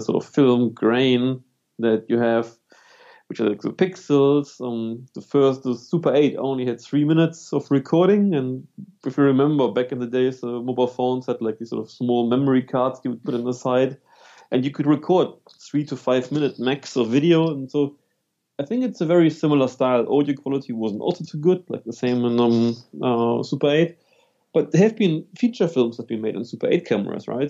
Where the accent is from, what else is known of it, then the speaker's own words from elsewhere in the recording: Germany; moved away; also born or lived in London / New Zealand; I'm actually from Germany, but then I lived for 10 right. years in London. After 10 years in London, I moved to for seven years to New Zealand.